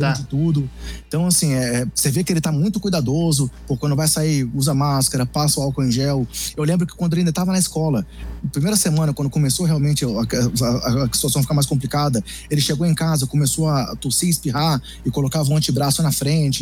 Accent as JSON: {"language": "Portuguese", "town": "Brasília", "region": "Federal District", "country": "Brazil", "said": "como sou de Brasília, sou torcedor aqui do, do time de Brasília"}